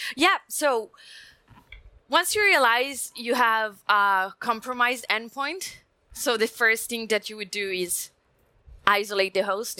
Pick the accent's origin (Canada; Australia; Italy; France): Italy; English is a second language; I'm Italian, come from Italy, so you may notice prime from my accent